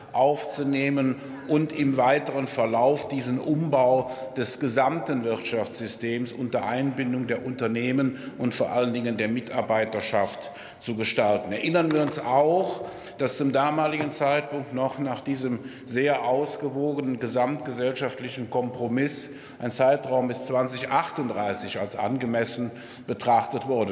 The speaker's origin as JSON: {"language": "German", "region": "Rhineland", "country": "Germany", "said": "Mir als Rheinländer würde an einem 11.11. .11. nachmittags um diese Zeit eigentlich der Sinn lieber nach Frohsinn, Freude und Geselligkeit stehen"}